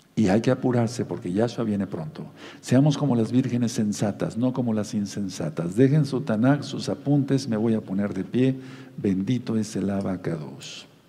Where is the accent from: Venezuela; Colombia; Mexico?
Mexico; como decimos aquí en México